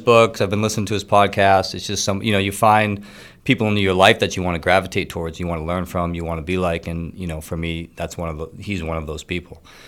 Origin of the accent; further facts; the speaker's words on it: Middleton, Massachusetts, United States; I grew up in Middleton, small town on the North Shore.